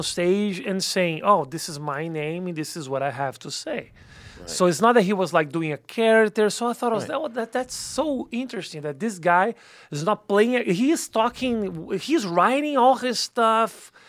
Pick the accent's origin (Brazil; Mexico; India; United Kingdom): Brazil; moved away as an adult; now in Los Angeles, United States; I am a comedian from Brazil.